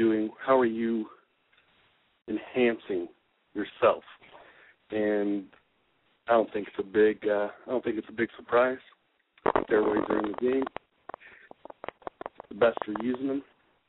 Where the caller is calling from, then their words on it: Indiana, United States; calling from Indiana